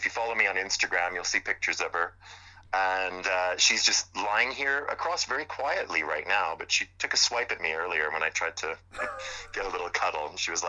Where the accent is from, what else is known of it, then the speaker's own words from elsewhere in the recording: Montreal, Quebec, Canada; moved away as an adult; now in United Kingdom; he's from my hometown, you know, Montreal.